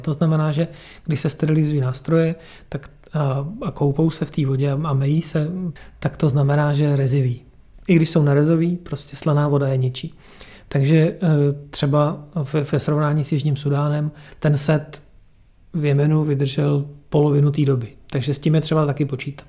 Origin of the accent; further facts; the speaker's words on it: Czechia; u nás v Čechách